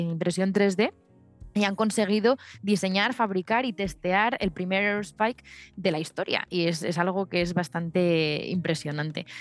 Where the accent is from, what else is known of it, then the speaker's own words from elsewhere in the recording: León, Castile and León, Spain; yo soy de León